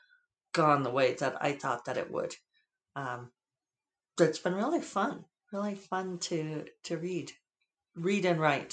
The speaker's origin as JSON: {"language": "English", "region": "the West", "country": "United States", "tie": "born or raised there", "lives_now": "Santa Fe, United States", "said": "Being a child of the West"}